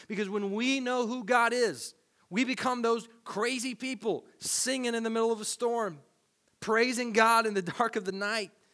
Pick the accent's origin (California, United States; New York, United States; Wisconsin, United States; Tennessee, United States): Tennessee, United States; Growing up in Tennessee